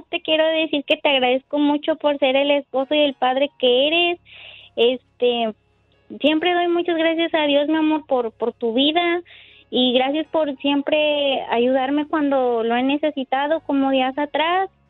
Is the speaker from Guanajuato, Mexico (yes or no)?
yes; Guanajuato, Mexico; moved away; Nos conocimos desde que éramos niños en Guanajuato